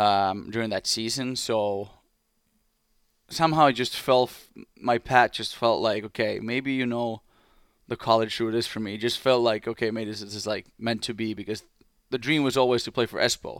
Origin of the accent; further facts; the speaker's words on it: Espoo, Uusimaa, Finland; English is a second language; moved away as an adult; Blues, my hometown team